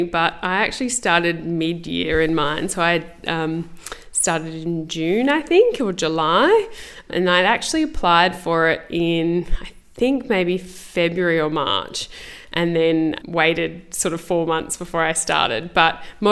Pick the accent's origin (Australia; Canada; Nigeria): Australia; Adelaide, South Australia; I'm from Adelaide, so I finished school and went straight into vet school